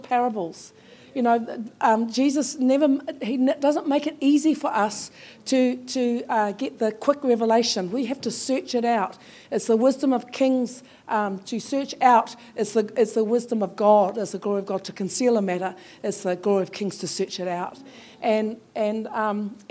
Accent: Taranaki, New Zealand; moved away; I'm from Taranaki and I've recently returned, so that's where I belong now.

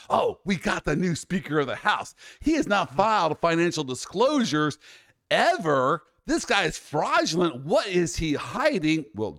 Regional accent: the South, United States; hey, I'm from the South, so we apologize.

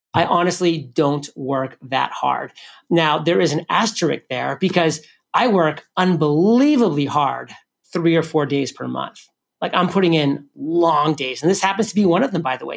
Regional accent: New England, United States; I'm from New England, so I love the Patriots.

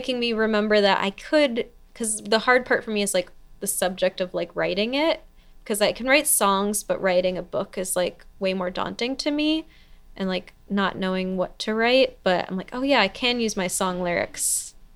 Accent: New York, United States; moved away as an adult; also born or lived in Athens, Georgia; now in Seattle, United States; I'm from New York. And then I also lived in Athens, Georgia for 5 years before I moved here

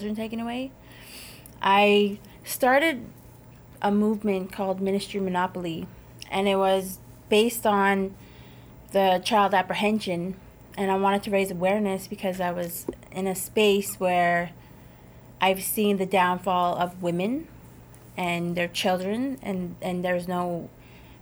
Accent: Treaty 4 Territory, Saskatchewan, Canada; I'm from the Treaty 4 Territory

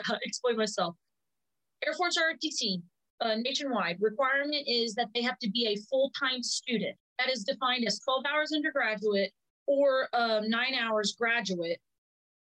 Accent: Brownsville, Texas, United States; I grew up in South Texas. Literally, if you look at Texas on a map, the southernest part city, Brownsville. That's where I grew up.

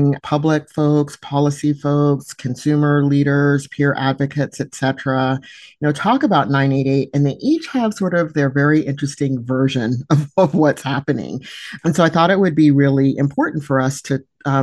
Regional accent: California, United States; I happen to be in Nebraska today, even though I'm from California

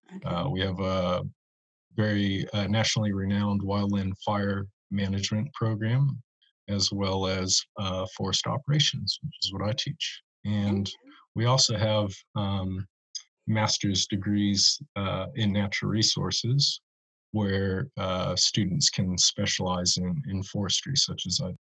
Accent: Monterey, California, United States; also born or lived in New Zealand; now in Arcata, United States; growing up in Monterey as a kid

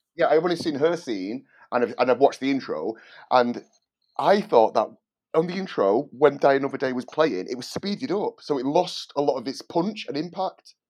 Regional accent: Manchester, North West England, United Kingdom; moved away as an adult; now in London, United Kingdom; I live in London and, um, I'm originally from Manchester, but I've lived in London for the last sixteen years.

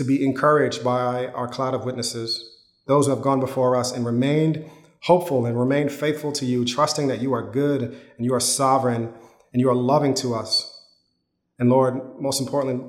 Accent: Yonkers, New York, United States; When I was growing up in Yonkers, my parents, we were living in an apartment

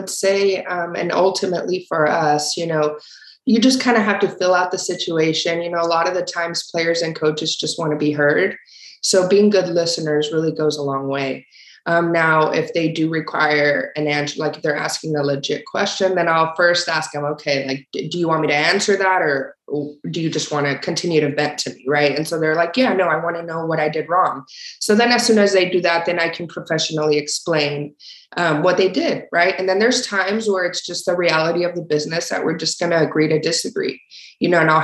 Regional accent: Torreón, Coahuila, Mexico; moved away; also born or lived in El Paso, Texas, United States; I was born in Torreón, Coahuila, Mexico, which is like the northern part of Mexico

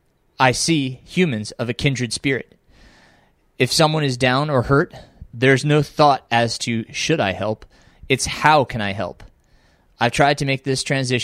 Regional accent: Middletown, New York, United States; also born or lived in Pine Bush, New York; now in North Carolina, United States; we moved to Middletown in my elementary years

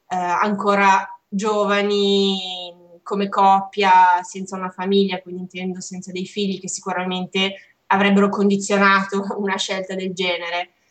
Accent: Como, Lombardy, Italy; moved away as an adult; also born or lived in Montpellier, France / Strasbourg, France / Paris, France; un piccolo lavoro a Como eh, mia città natale

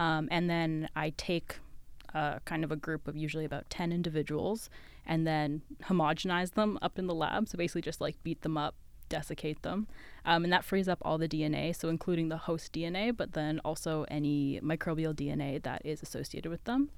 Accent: West Coast, Canada; moved away as an adult; now in London, Ontario, Canada; I'm from the West Coast

